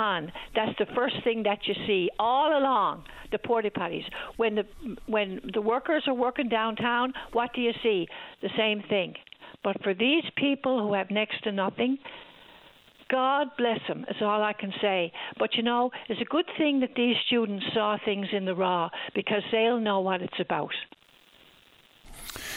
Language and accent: English; St. John's, Newfoundland and Labrador, Canada; I grew up in that area of town. I grew up on Rollins Cross